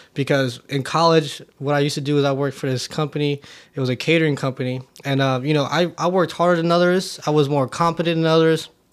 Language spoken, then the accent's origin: English; Oakland, California, United States; I grew up in Oakland, California